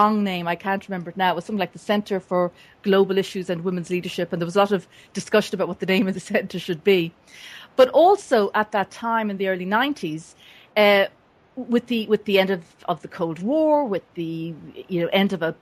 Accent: Dublin area, Leinster, Ireland; moved away as an adult; also born or lived in United States; I was born and raised in the Dublin area in Ireland, and left for the United States in 1984

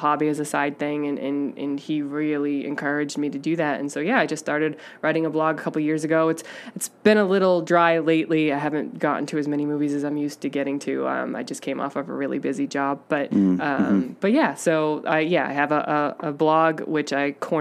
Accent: Lowell, Massachusetts, United States; moved away as an adult; also born or lived in Boston; now in Los Angeles, United States; I grew up in Lowell, Massachusetts.

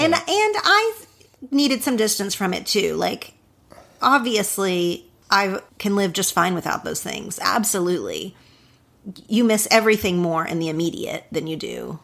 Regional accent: near Wynnewood, Oklahoma, United States; moved away; Wynnewood is so close to my hometown

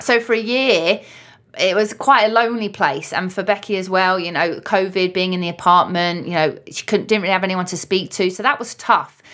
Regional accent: London, United Kingdom; now in Liverpool, United Kingdom; I'm an adopted Scouser, I'm from London

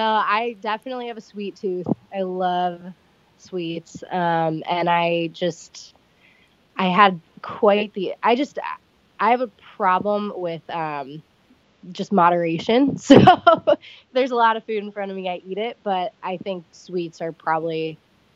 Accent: Olmsted Falls, Ohio, United States; moved away as an adult; also born or lived in Knoxville, Tennessee / Ashland, Ohio / Akron, Ohio; now in Washington State, United States; I grew up in Olmsted Falls, which is about 20 minutes outside of Cleveland

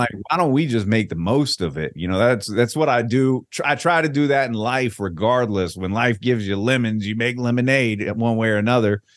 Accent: Virginia Beach, Virginia, United States; also born or lived in Richmond, Virginia; now in Tampa, United States; I'm originally from Richmond, but I grew up in Virginia Beach

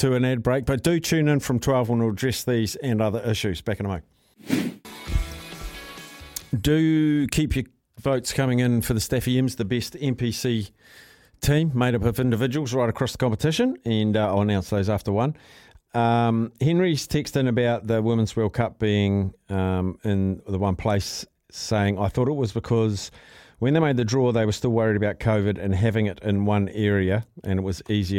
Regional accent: Whangarei, Northland, New Zealand; Hamilton should have been first choice after Auckland, and I'm from Whangarei. There will be a big crowd for the Black Ferns matches up here.

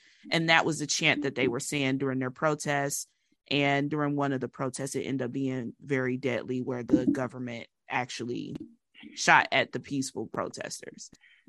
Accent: United States; just being an American

